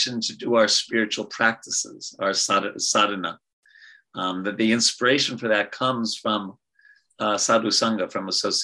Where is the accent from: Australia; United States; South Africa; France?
United States; New York; I'm from New York.